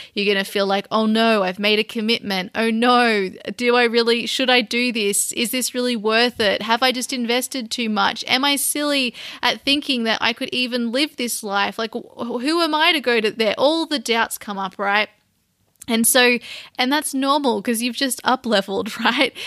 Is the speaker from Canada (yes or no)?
no; Sydney, New South Wales, Australia; my hometown with all my family and old friends